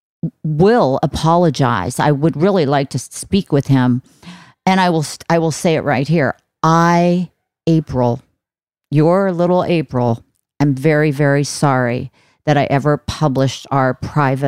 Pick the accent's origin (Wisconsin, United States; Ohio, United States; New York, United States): Ohio, United States; I'm from Ohio on a farm